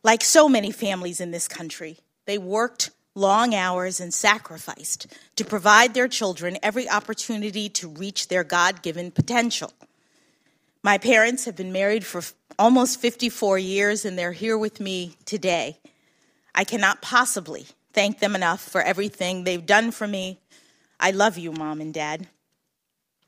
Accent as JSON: {"language": "English", "town": "Washington", "region": "District of Columbia", "country": "United States", "tie": "born or raised there"}